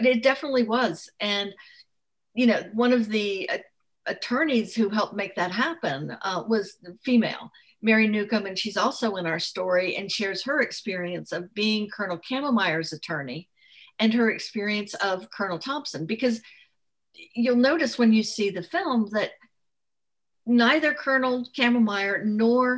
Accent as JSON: {"language": "English", "country": "France", "tie": "born or raised there", "moved": "yes", "said": "I grew up in France"}